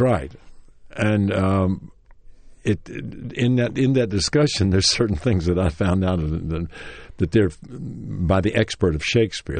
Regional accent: Knoxville, Tennessee, United States; moved away; Knoxville, Tennessee, my hometown

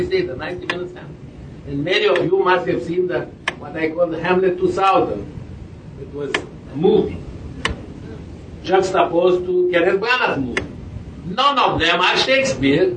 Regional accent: Romania; moved away as an adult; I am from Romania, but I have been in Romania since 71 when I left

